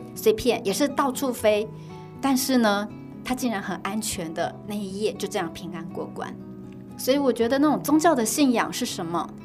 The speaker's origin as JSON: {"language": "Chinese", "country": "Taiwan", "said": "我们又是台湾人，老实说我们的英文真的不是很好"}